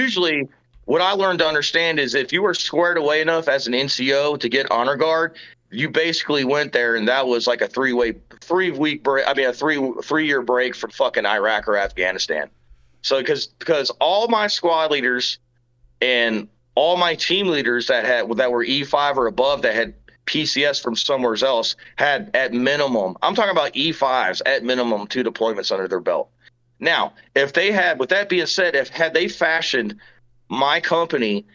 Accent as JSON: {"language": "English", "region": "Georgia", "country": "United States", "tie": "born or raised there", "also_born_or_lived": "Tennessee", "moved": "as an adult", "lives_now": "Arizona, United States", "said": "I grew up in Georgia"}